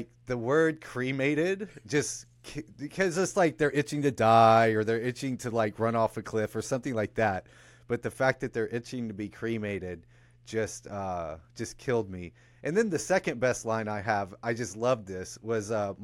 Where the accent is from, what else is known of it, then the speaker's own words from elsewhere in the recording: just south of Atlanta, Georgia, United States; also born or lived in the North (US); I grew up just south of Atlanta in Georgia, but my parents were from the North, so we moved down there